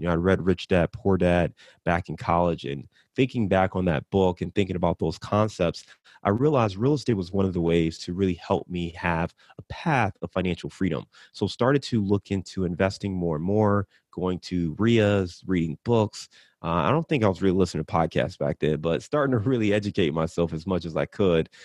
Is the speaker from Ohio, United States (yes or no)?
yes; Cleveland, Ohio, United States; I'm from Cleveland